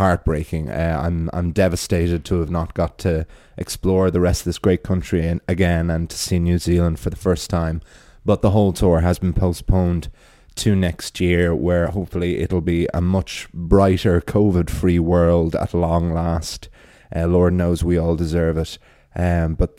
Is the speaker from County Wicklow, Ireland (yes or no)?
yes; Wicklow, County Wicklow, Ireland; Wicklow Town, my hometown